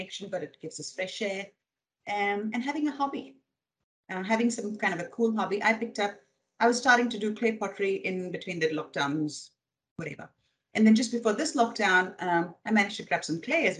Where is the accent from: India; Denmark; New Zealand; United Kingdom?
India; English is a second language; also born or lived in Middle East / Michigan, United States; now in Australia; Grew up in India. Well, born and raised.